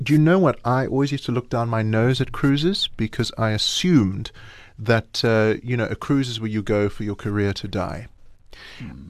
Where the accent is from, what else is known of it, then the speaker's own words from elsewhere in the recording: Johannesburg, Gauteng, South Africa; I'm, I'm, still based in Johannesburg, and what's interesting is every time I go overseas and somebody says, "Where are you from?" and I say South Africa